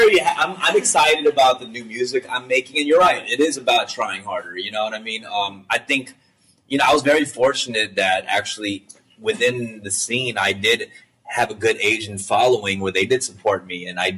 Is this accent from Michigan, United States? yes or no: no; California, United States; accent: Cali; I'm definitely very Cali compared to them. They're very New York. I'm very Cali. You know, I think people hear that in the way I talk